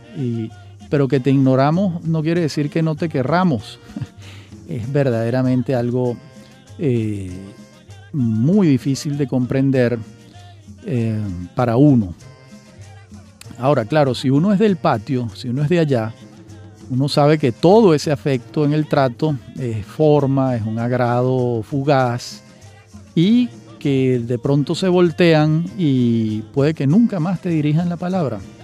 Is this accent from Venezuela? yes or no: yes; Venezuela; accent: Venezuelan; entendían por mi acento que se trataba de un venezolano